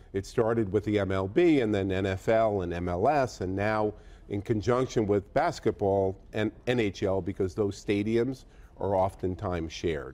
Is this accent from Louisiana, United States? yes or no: no; Boston, Massachusetts, United States; I'm from Boston